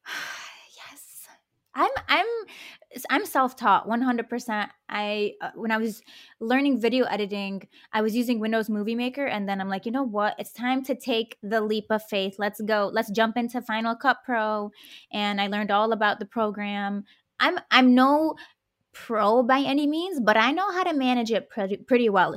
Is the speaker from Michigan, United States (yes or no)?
yes; Detroit, Michigan, United States; my parents immigrated from the Middle East, and I grew up in Detroit